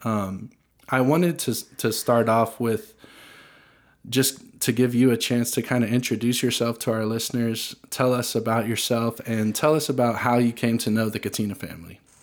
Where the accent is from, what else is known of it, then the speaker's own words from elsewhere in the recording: Franklin, Tennessee, United States; I grew up in Franklin